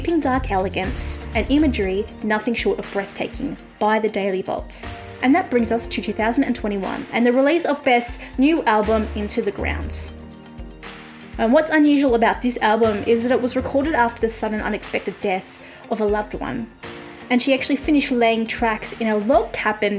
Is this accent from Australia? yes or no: yes; Melbourne, Victoria, Australia; I'm from Melbourne and I live about an hour from Melbourne